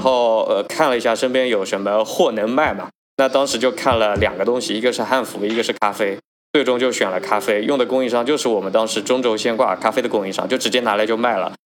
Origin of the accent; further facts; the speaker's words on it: Anji, Zhejiang, China; moved away as an adult; also born or lived in Beijing; 我老家是浙江的一个县城，叫浙江安吉县，然后呢很有名的一个县城。对，没想到就我们这边成为了中国咖啡第一县，就是我们才四十万人口，拥有四百多家咖啡店